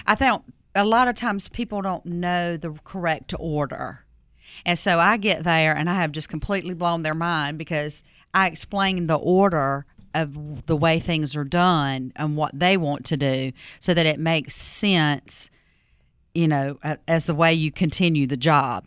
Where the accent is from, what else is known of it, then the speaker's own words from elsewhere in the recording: Fuquay-Varina, North Carolina, United States; I grew up in Fuquay-Varina back, you know, in the seventies, sixties and seventies, right?